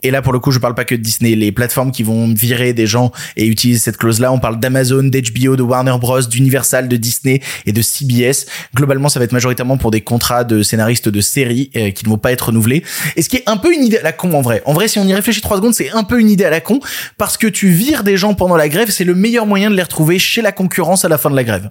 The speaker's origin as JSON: {"language": "French", "country": "France", "said": "chez nous en France"}